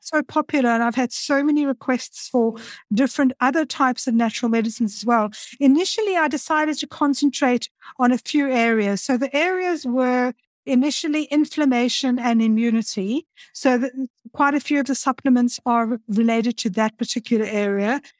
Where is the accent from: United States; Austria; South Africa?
South Africa; Cape Town, Western Cape; moved away; also born or lived in Stellenbosch; I'm originally from Cape Town in South Africa.